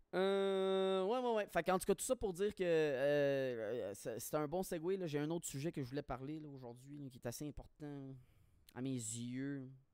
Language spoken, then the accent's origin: French; Quebec, Canada; moved away; je suis parti du Québec